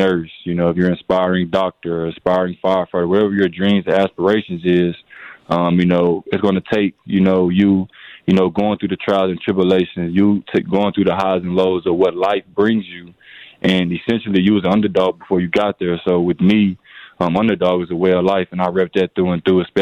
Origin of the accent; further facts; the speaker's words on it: Little Rock, Arkansas, United States; now in Milwaukee, United States; I'm from Little Rock, Arkansas